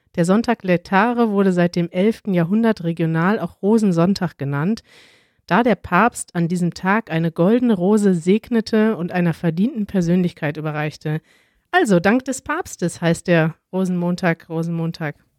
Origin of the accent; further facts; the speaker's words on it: North Rhine-Westphalia, Germany; Wir kommen alle drei aus NRW, aus Nordrhein-Westfalen